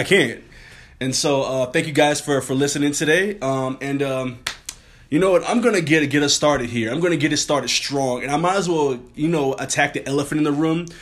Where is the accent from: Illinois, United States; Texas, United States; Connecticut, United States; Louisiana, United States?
Louisiana, United States; New Orleans; I'm from New Orleans